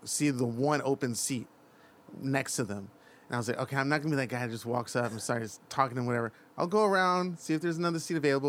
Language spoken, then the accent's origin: English; Oakland, California, United States; also born or lived in Santa Monica; Born and raised? Oh, it's Oakland